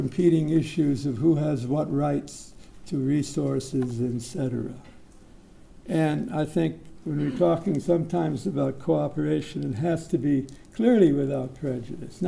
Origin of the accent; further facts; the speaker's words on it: United States; now in Singapore; I'm not an American anymore. I've been a Singaporean about 9 or 10 years